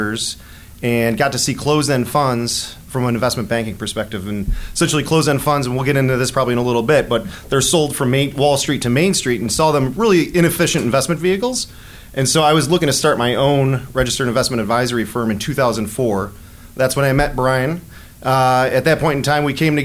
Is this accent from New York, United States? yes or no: yes; Buffalo, New York, United States; moved away as an adult; also born or lived in Rochester, New York; now in Chicago, United States; I'm originally from Buffalo, New York